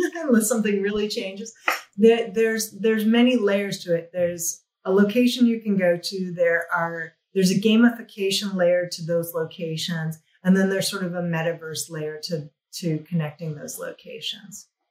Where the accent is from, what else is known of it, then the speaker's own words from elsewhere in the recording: New Mexico, United States; moved away; I came from New Mexico. I studied fine art in New Mexico.